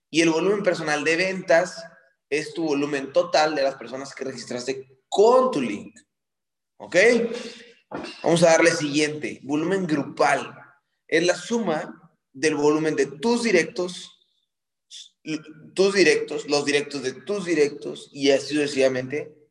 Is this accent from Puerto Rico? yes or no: no; Mexico; now in New York, United States; Soy mexicana, pero vivo en Nueva York.